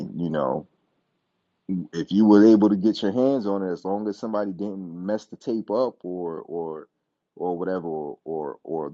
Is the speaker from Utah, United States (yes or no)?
no; New York City, New York, United States; moved away; I'm from Brooklyn, New York. So that was like the home team was WWF, now WWE.